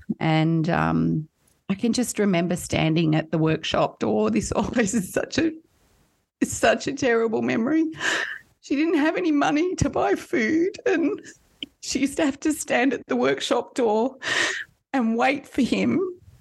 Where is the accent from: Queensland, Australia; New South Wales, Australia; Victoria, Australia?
New South Wales, Australia; Kurrajong; also born or lived in Sydney; Grew up in Kurrajong, just at the base of the Blue Mountains